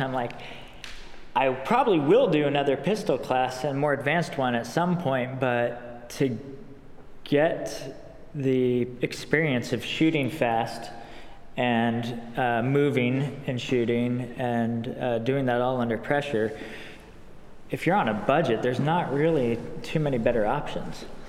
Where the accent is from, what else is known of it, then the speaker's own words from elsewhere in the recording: United States; as most young boys growing up in America